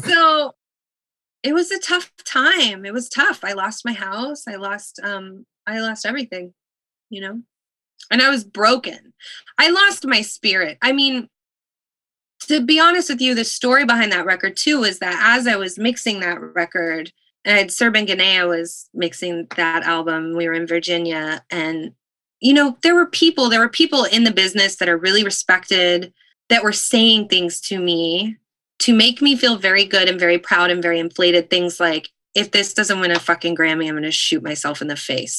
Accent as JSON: {"language": "English", "area": "Stratford area", "region": "Ontario", "country": "Canada", "tie": "born or raised there", "said": "I was born in the Stratford Hospital because there that was the closest hospital, but we were in a town of, of little hamlet, a village of 100 people"}